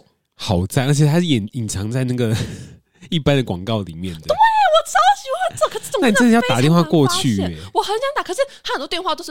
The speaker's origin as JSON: {"language": "Chinese", "country": "Taiwan", "said": "我觉得台湾人，我们看到外国人在讲中文的时候"}